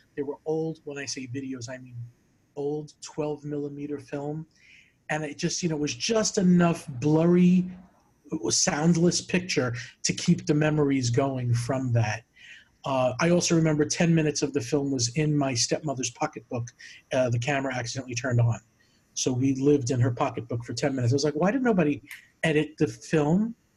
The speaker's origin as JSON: {"language": "English", "area": "Long Island", "region": "New York", "country": "United States", "tie": "born or raised there", "said": "growing up in New York, Long Island"}